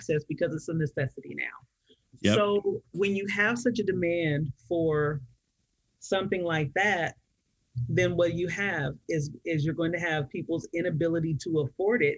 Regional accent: Des Moines, Iowa, United States; I grew up in Des Moines, like I said, in the urban community where it was predominantly Black folks that lived in my neighborhood

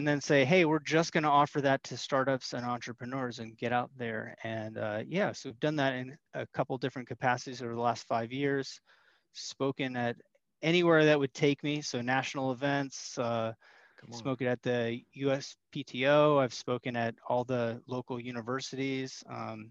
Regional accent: Northern Virginia, United States; I'm here in Northern Virginia. So we're like 30, 40 minutes outside of DC

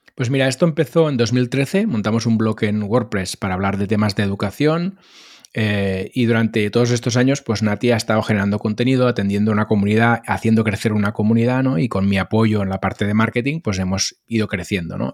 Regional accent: Molins de Rei, Catalonia, Spain; empecé por la radio local de mi pueblo en el que hice unos cuantos programas

